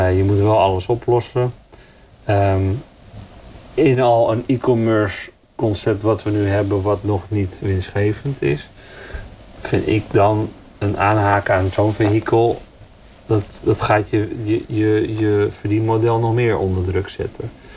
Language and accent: Dutch; Netherlands; wij als Nederlanders